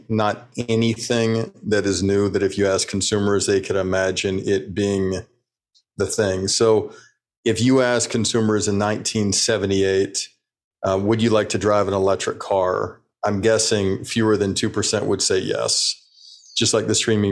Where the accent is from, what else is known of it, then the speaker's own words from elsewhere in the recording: Birmingham, Alabama, United States; I grew up in Birmingham, Alabama